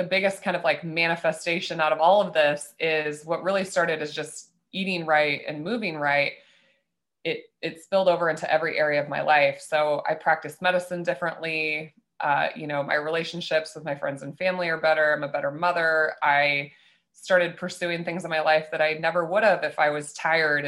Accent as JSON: {"language": "English", "region": "Nebraska", "country": "United States", "tie": "born or raised there", "said": "I grew up in Nebraska as a young girl"}